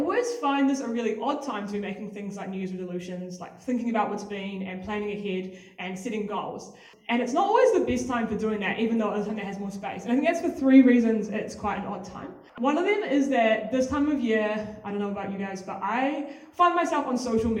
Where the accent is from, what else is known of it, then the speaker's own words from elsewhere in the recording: Auckland, New Zealand; moved away as an adult; now in Wellington, New Zealand; I was born in Auckland. I left there when I was 18, West Auckland specifically.